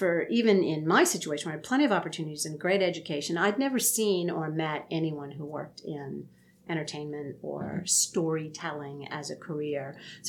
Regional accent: East Coast, United States; also born or lived in Huntsville, Alabama; I was born in Huntsville, Alabama, but my dad was in the military, so I'm not really from anywhere. Mm-hmm. I grew up mostly up and down the East Coast, a little time in the Midwest, lived mostly on military bases where they blew stuff up every day.

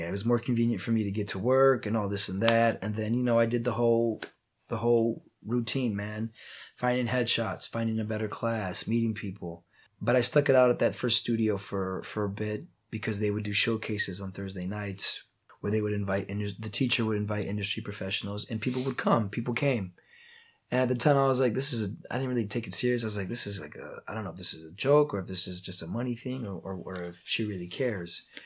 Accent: Toledo, Ohio, United States; Born and raised in Toledo, Ohio, Midwest, Glass City, four one nine

